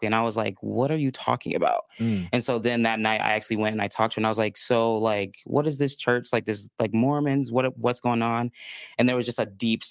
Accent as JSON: {"language": "English", "area": "northwest suburbs of Chicago", "region": "Illinois", "country": "United States", "tie": "born or raised there", "also_born_or_lived": "Minnesota", "moved": "as an adult", "lives_now": "Utah, United States", "said": "I was raised in the northwest suburbs of Chicago, so about an hour out."}